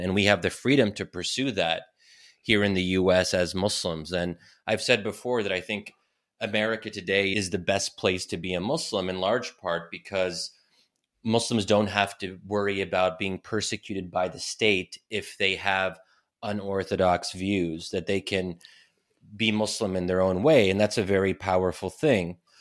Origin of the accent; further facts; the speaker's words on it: United States; if I had been born and raised in Egypt instead of the U S